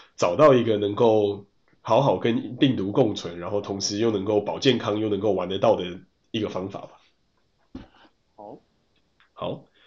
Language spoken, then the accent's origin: Chinese; Taiwan; 我们是台湾来的